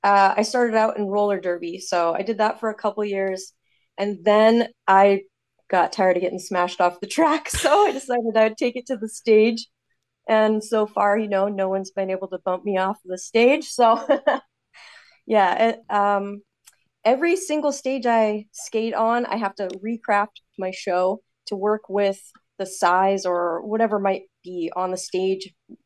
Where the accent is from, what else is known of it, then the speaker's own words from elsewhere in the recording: Eugene, Oregon, United States; now in Canada; So I was born in Oregon, outside of Eugene, grew up there, and then I immigrated into Canada in 2008.